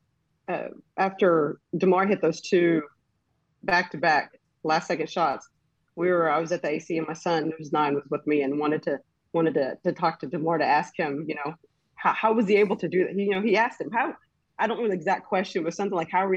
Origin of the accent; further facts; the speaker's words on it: Midwest City, Oklahoma, United States; also born or lived in Ghana; I'm originally from Ghana and moved to the United States when I was about four, was raised in Midwest City, Oklahoma.